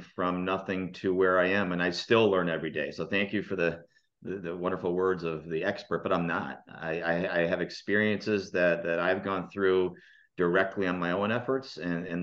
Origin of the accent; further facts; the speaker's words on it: Green Bay, Wisconsin, United States; moved away as an adult; now in Plano, United States; I'm born and raised in Green Bay